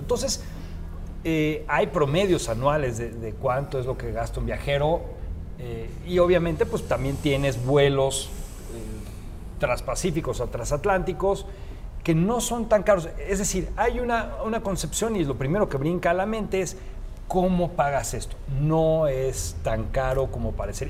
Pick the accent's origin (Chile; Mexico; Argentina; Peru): Mexico; como mexicanos, que somos un, país que no conocemos mucho de viaje